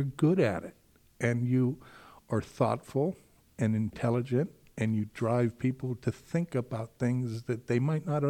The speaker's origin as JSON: {"language": "English", "town": "Honolulu", "region": "Hawaii", "country": "United States", "tie": "born or raised there", "said": "I grew up in East Honolulu when it was really a cool place to grow up."}